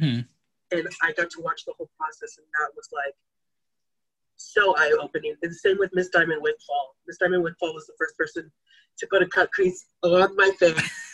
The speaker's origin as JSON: {"language": "English", "town": "Taylor", "region": "Texas", "country": "United States", "tie": "born or raised there", "also_born_or_lived": "Austin, Texas", "said": "I was born in Austin, Texas. I was raised in Taylor, Texas"}